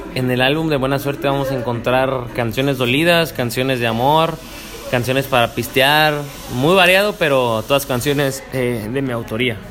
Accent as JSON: {"language": "Spanish", "town": "Cuautla", "region": "Morelos", "country": "Mexico", "tie": "born or raised there", "also_born_or_lived": "Yautepec, Morelos", "said": "yo crecí en Cuautla, Morelos"}